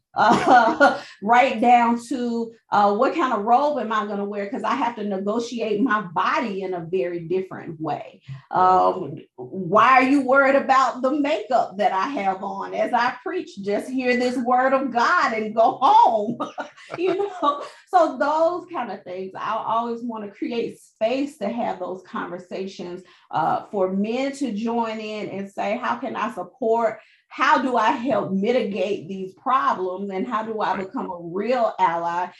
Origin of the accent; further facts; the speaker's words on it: Birmingham, Alabama, United States; also born or lived in Charleston, South Carolina / St. Thomas, U.S. Virgin Islands; I am originally from Birmingham, Alabama